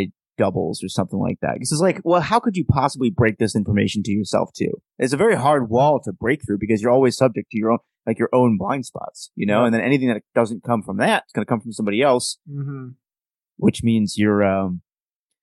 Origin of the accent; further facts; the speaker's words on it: United States; As an American